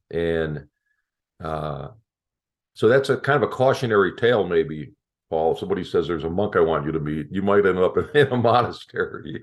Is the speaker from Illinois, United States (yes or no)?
yes; Chicago, Illinois, United States; moved away; I'm from Chicago originally